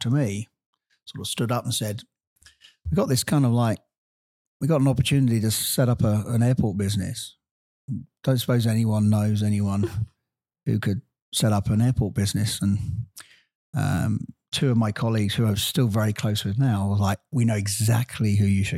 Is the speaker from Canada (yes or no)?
no; United Kingdom; moved away as an adult; also born or lived in Virginia; now in Los Angeles, United States; being a British guy